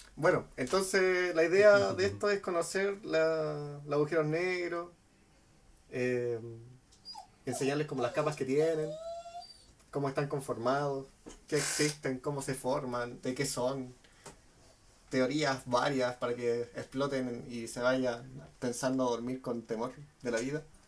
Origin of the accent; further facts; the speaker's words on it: Chile; como somos chilenos